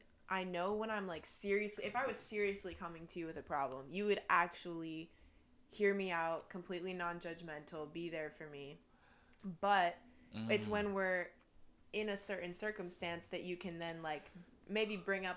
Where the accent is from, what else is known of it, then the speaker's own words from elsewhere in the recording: Metro Detroit, Michigan, United States; also born or lived in South Korea; the Metro Detroit area. I'm not from Detroit.